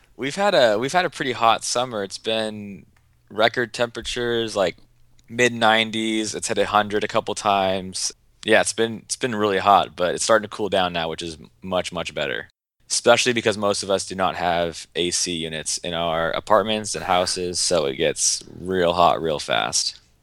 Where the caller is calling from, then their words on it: Seattle, Washington, United States; Calling from Seattle, Washington